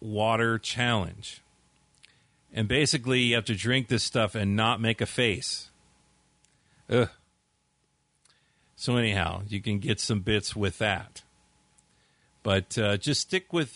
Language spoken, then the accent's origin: English; California, United States; I'm from California